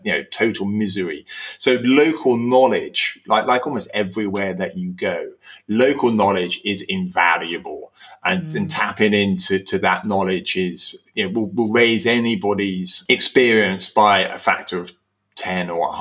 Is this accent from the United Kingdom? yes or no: yes; Slough, South East England, United Kingdom; I was born in Slough